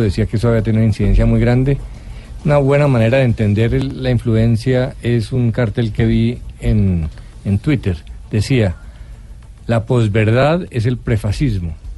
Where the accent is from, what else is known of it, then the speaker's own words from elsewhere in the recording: Colombia; somos los colombianos